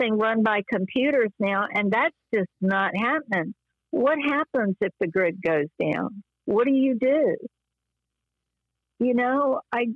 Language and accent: English; the South, United States; I'm from the South and my dad was a businessman in the South